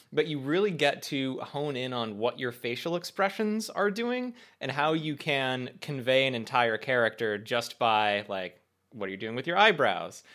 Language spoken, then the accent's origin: English; United States; as American adult humans